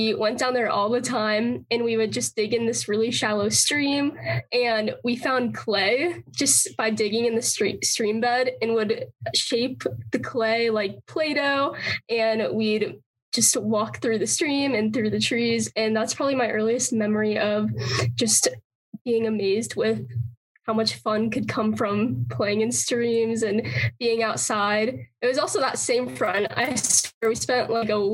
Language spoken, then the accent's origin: English; St. Louis, Missouri, United States; now in Colorado, United States; I'm originally from St. Louis